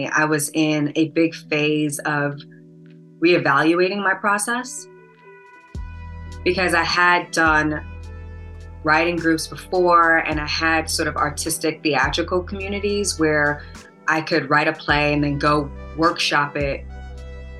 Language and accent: English; New York City, New York, United States; also born or lived in Atlanta, United States / Los Angeles, United States; now in Chicago, United States; I grew up in Brooklyn, New York